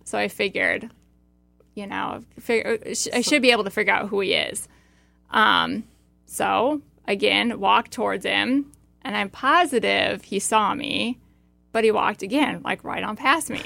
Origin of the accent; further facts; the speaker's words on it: Iowa, United States; my backstory is that I grew up in Iowa on a family farm